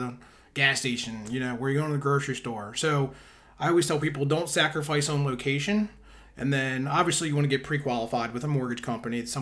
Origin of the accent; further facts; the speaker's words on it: Southern Maryland, United States; also born or lived in Prince George's County, Maryland / Anne Arundel County, Maryland; I'm from Maryland, from Southern Maryland. I was born in Calvert County.